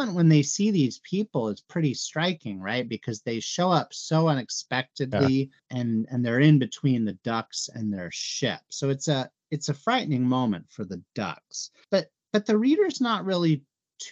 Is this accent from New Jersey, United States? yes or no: no; Arizona, United States; I'm from Arizona